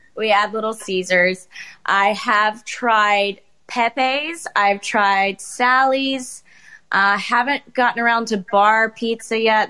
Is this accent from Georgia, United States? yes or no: yes; Georgia, United States; now in Connecticut, United States; I'm originally from Georgia, so when I moved up here